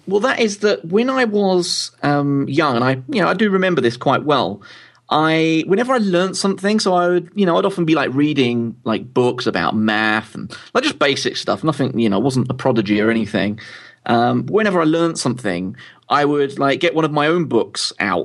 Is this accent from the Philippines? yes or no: no; London, United Kingdom; moved away as an adult; now in Louth, United Kingdom; I'm originally from London